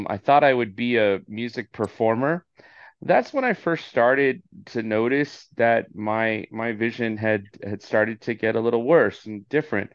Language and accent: English; Orange County, California, United States; born and raised in Orange County, California